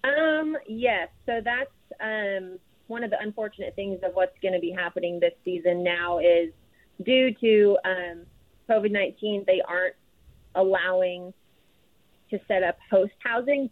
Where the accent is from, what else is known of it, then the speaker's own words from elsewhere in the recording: Idaho, United States; moved away as an adult; also born or lived in Texas; growing up in Idaho and going to Texas